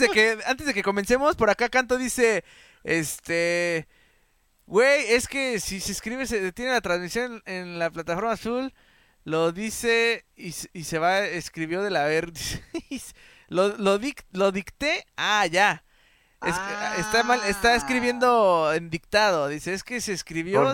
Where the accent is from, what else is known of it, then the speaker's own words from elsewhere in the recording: Mexico; nosotros como mexicanos